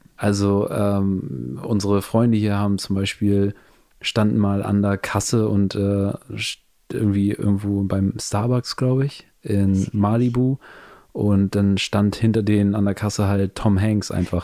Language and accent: German; Hamburg, Germany; moved away as an adult; now in Los Angeles, United States; wir sind ja aus Hamburg, das ist Norddeutschland